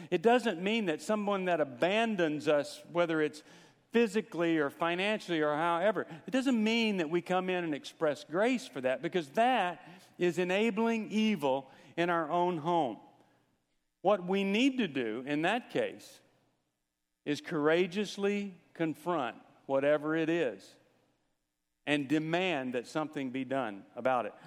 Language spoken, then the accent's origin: English; Texas, United States; When I was growing up in Texas, I learned to play football